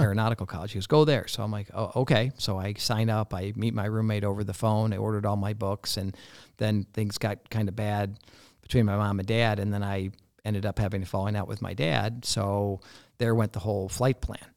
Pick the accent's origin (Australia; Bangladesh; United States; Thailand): United States; Barrington, Illinois; also born or lived in Coral Gables, Florida; growing up in Barrington, it was, Barrington was not then like it is today